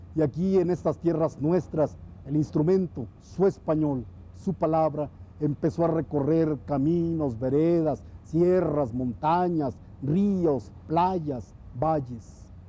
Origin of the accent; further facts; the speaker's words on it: Tuxtla Gutiérrez, Chiapas, Mexico; mi ciudad, en Tuzla Gutiérrez